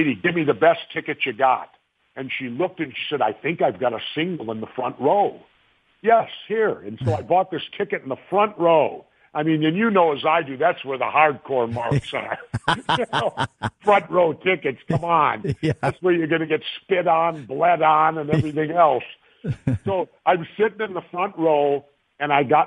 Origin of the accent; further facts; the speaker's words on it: Minnesota, United States; Minnesotans, born and raised in Minnesota